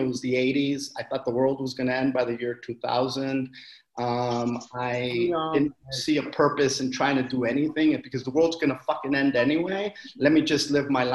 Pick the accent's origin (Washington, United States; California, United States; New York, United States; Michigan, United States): California, United States; Wilmington; I am from a town called Wilmington, California, over in the South Bay, a harbor area